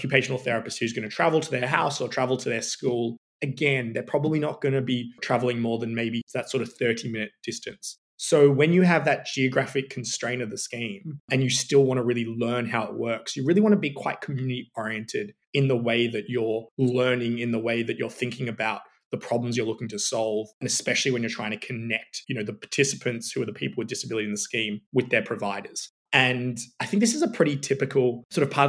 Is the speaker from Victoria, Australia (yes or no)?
no; Sydney, New South Wales, Australia; moved away; I'm originally from Sydney